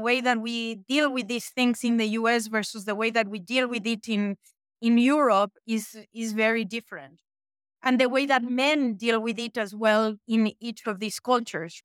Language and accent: English; Mexico; moved away as an adult; also born or lived in France / United States; now in Switzerland; I was born and raised in Mexico